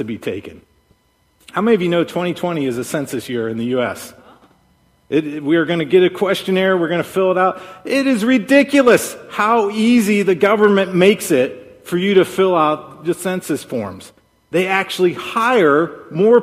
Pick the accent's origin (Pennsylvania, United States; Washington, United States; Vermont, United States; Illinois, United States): Pennsylvania, United States; Pittsburgh; moved away; I'm from Pittsburgh